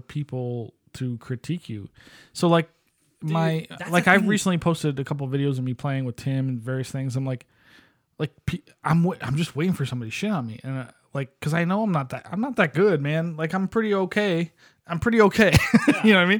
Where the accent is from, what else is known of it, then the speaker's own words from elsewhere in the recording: United States; we're from the United States of America